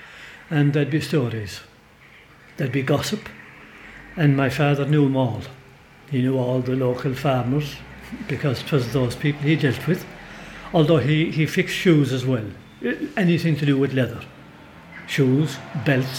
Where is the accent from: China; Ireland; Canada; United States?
Ireland; Brosna, Munster; I was born in Brosna.